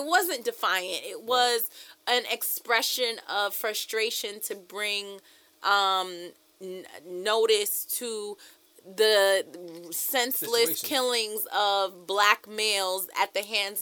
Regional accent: New York City, New York, United States; I'm from Brooklyn

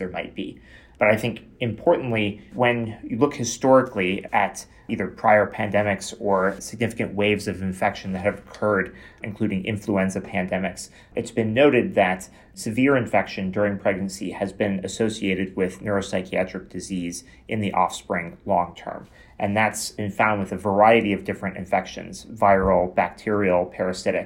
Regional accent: Chicago, Illinois, United States; moved away as an adult; also born or lived in Boston, Massachusetts; now in Toronto, Canada; I'm originally from Chicago, Illinois

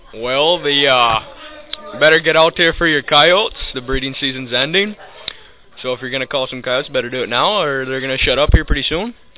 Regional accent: Baldwin, Michigan, United States; I grew up in Baldwin, Michigan.

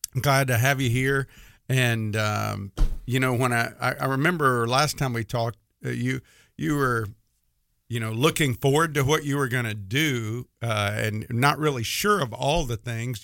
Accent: Mississippi, United States; I'm from Mississippi

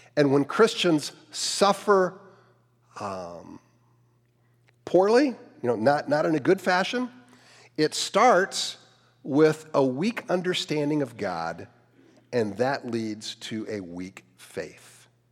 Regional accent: Cleveland, Ohio, United States; I grew up in the Cleveland area

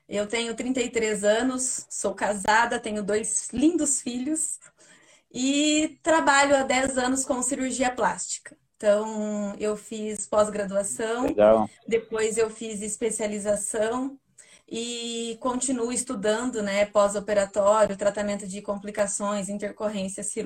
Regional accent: Paraná, Brazil; now in Curitiba, Brazil; eu vim do interior do Paraná para Curitiba buscar emprego.

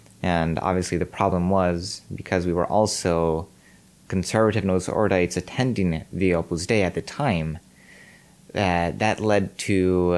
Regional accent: Reno, Nevada, United States; born there; I was born in Reno, Nevada.

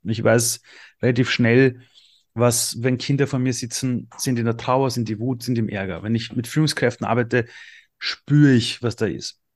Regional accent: Austria; also born or lived in Iran; ich bin im Flüchtlingsheim aufgewachsen, es hätte richtig schief gehen können. Gott sei Dank sind wir nach Österreich geflohen

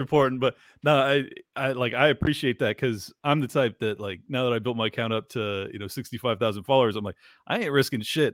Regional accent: San Diego, California, United States; I grew up in San Diego

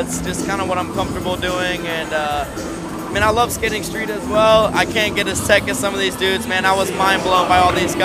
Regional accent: South Carolina, United States; moved away as an adult; now in California, United States; South Carolina is where I was born and raised, and just recently moved to California.

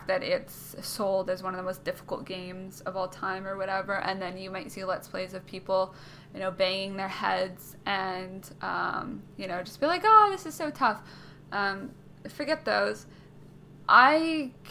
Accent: Canada; I'm Canadian

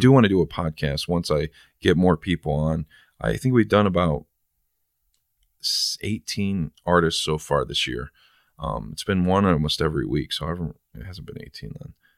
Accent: San Bernardino, California, United States; now in Toledo, United States; I was born in San Bernardino and I ended up here

